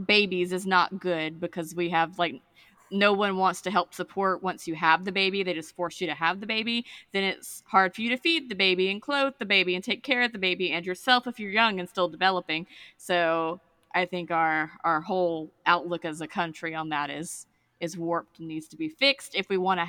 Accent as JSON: {"language": "English", "region": "Georgia", "country": "United States", "tie": "born or raised there", "said": "I'm from Georgia, from a smaller town in Georgia than where I live now."}